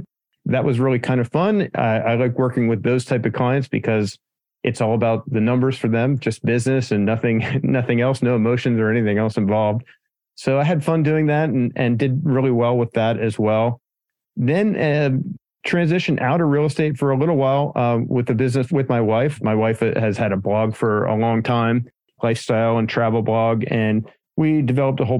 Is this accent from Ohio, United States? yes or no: no; Pennsylvania, United States; moved away as an adult; now in San Diego, United States; I'm from Pennsylvania originally, so the other end of the United States.